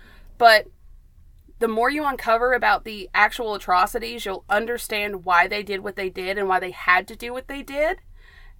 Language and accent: English; Athens, Tennessee, United States; we're from Athens, Tennessee. I was born and raised